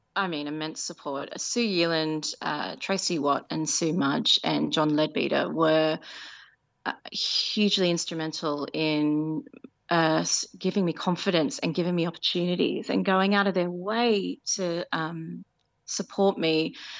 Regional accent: Penrith, New South Wales, Australia; moved away as an adult; now in London, United Kingdom; I was born in Nepean Hospital and I grew up in South Penrith

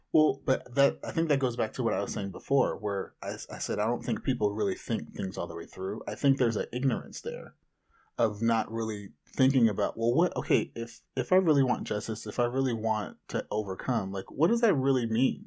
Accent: Anaheim, California, United States; I grew up in Orange County

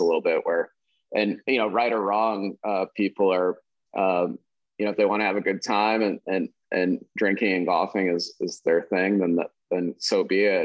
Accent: Valparaiso, Indiana, United States; I grew up in Valparaiso, Indiana

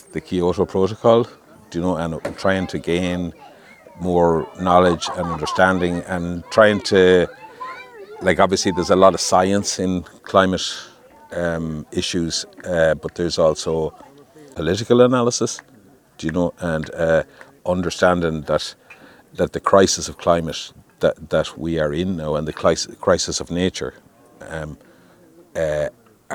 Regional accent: Galway, Connacht, Ireland; I'm from Galway.

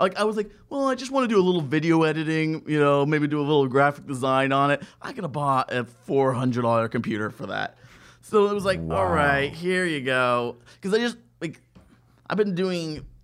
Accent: Buffalo, New York, United States; moved away; also born or lived in Laramie, Wyoming; I was born in Buffalo, New York

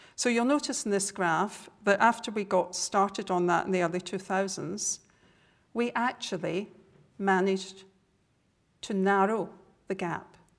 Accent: Scotland, United Kingdom; accent: Scottish; my Scottish accent

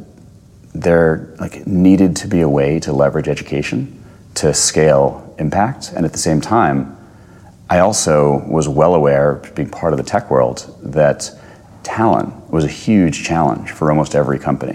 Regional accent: New Jersey, United States; now in New York, United States; I'm from New Jersey originally, but live in New York

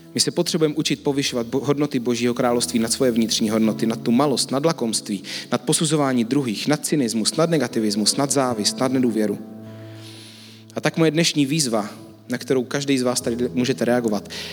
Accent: Czechia; jsme někomu jako Češi

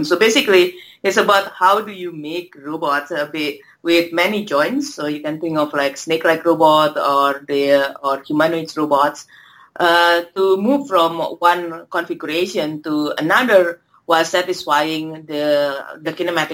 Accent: Indonesia; moved away as an adult; also born or lived in Singapore; now in Australia; I grew up in Indonesia

